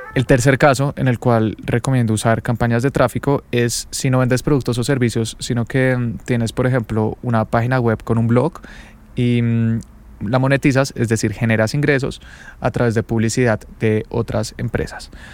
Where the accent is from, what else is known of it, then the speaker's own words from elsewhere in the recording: Bogotá, Colombia; Yo soy de Bogotá, es la capital de Colombia